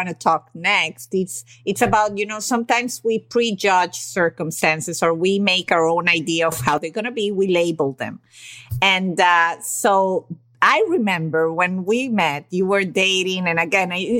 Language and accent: English; Venezuela; I come from an Italian family and I was raised in Venezuela